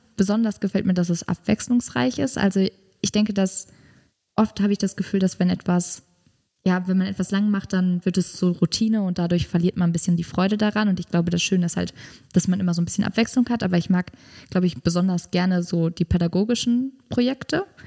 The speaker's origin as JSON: {"language": "German", "region": "North Rhine-Westphalia", "country": "Germany", "tie": "born or raised there", "moved": "as an adult", "said": "ich komme halt aus Nordrhein-Westfalen und da ist es halt noch G8"}